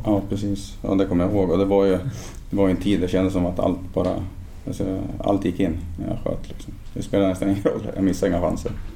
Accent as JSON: {"language": "Swedish", "town": "Ljungaverk", "region": "Västernorrland County", "country": "Sweden", "tie": "born or raised there", "also_born_or_lived": "Sundsvall", "said": "jag kommer från en, en by väster om Sundsvall som heter Ljungaverk. Så jag växte upp i Ljunga IF"}